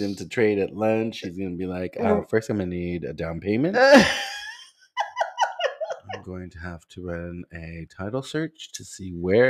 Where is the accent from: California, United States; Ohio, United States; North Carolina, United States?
California, United States; now in Texas, United States; I'm from California though.